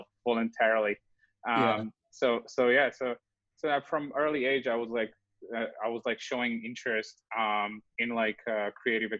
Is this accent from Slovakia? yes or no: yes; Slovakia; moved away as an adult; now in Los Angeles, United States; So I was born in Slovakia.